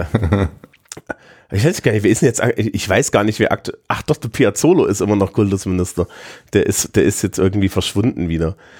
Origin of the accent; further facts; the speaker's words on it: Thuringia, Germany; moved away as an adult; now in Bavaria, Germany; wenn ich in meiner Heimat in Thüringen bin